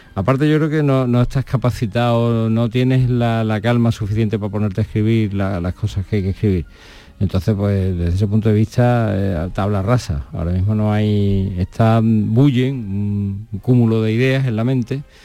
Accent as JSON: {"language": "Spanish", "town": "Seville", "region": "Andalusia", "country": "Spain", "said": "sentirte muy afortunado como sevillano, porque en Sevilla mm, yo, es, mi ciudad, es mi ciudad"}